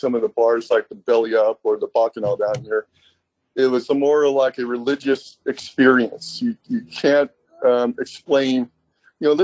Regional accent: San Diego, California, United States; Growing up in San Diego

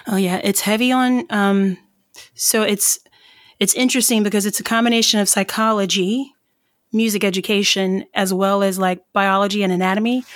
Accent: Irmo, South Carolina, United States; moved away; I'm originally from South Carolina

